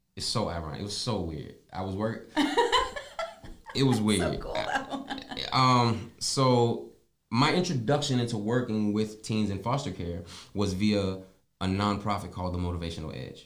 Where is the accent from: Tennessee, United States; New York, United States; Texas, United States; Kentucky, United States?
Tennessee, United States; accent: country; also born or lived in Pennsylvania / North Carolina; now in South Florida, United States; I was born in Pennsylvania, raised in Tennessee, seasoned in North Carolina.